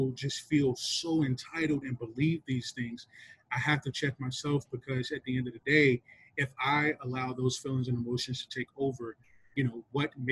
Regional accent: North Carolina, United States; I'm from North Carolina

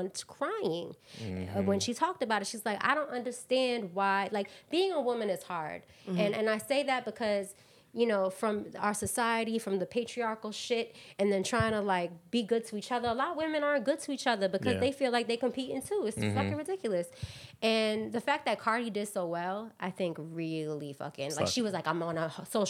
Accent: New York City, New York, United States; I'm from Queens.

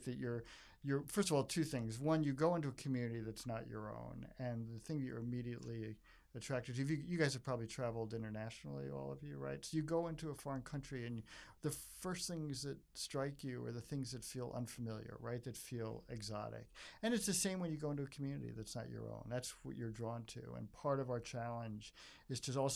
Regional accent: New York, United States; moved away as an adult; now in Chicago, United States; I'm from New York originally, so I'm kind of an accidental Chicago, and I've been there for 40 years

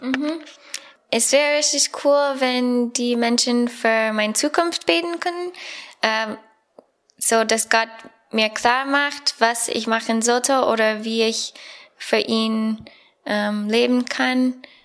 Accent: United States; German is a second language; moved away as an adult; now in Bonn, Germany; ich komme aus Amerika und ja, ich bin Student hier am Bibelseminar Bonn

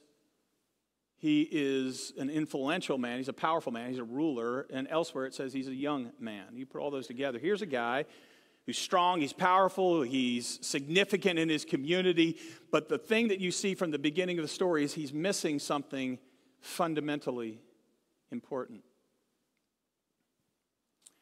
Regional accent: Virginia, United States; we grew up in Virginia near the East Coast

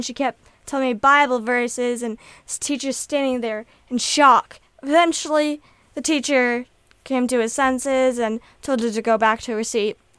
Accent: Kennewick, Washington, United States; I'm from Kennewick.

